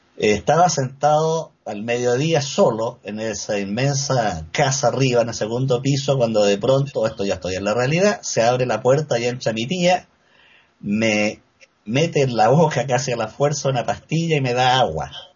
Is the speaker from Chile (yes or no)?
yes; Valdivia, Los Ríos, Chile; moved away as an adult; now in Santiago, Chile; Yo me crié en Valdivia, una ciudad situada al sur de Chile